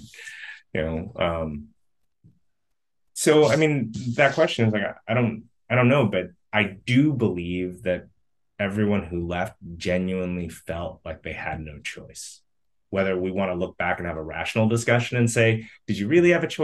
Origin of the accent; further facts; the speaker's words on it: United States; also born or lived in Vietnam; I was born here